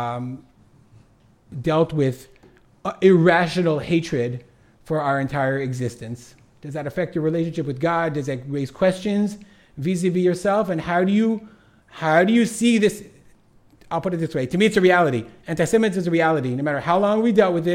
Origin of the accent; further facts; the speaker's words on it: Detroit, Michigan, United States; I'm from Detroit, suburban Detroit